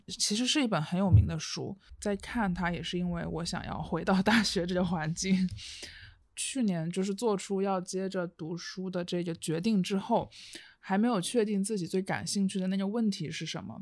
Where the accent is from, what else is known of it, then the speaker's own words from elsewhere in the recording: southern China, China; now in Beijing, China; 作为一个南方人，我很少见到这样的天气